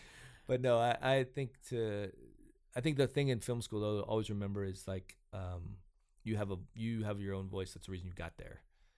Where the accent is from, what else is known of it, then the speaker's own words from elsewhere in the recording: Georgia, United States; also born or lived in Arkansas; I grew up in Georgia and Arkansas and went to school in West Virginia.